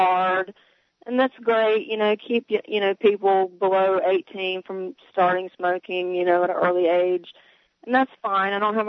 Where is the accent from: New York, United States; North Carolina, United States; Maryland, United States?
North Carolina, United States; I'm from North Carolina. I'm taking an extended vacation down in Tallahassee, Florida